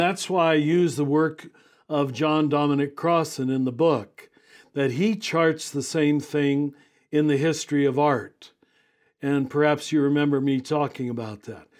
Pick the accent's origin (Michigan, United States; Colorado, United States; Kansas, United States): Kansas, United States; moved away as an adult; now in New Mexico, United States; grew up in Kansas, but I've been here in New Mexico for 32 years